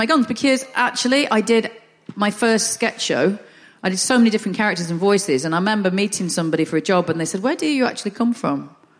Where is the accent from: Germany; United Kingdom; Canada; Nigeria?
United Kingdom; the north of England; accent: Northern; because I'm Northern